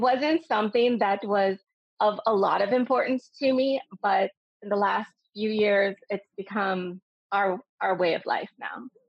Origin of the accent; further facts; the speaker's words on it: United States; moved away as an adult; now in Dubai, United Arab Emirates; I'm originally American and I've been living in Dubai for 20 years